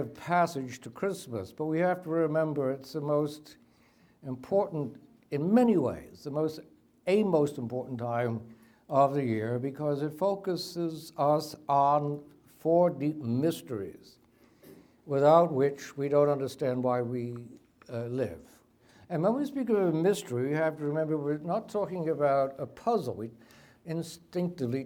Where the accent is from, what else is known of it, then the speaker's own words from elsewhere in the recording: New York, United States; I'm from New York, so I'm naturally loud.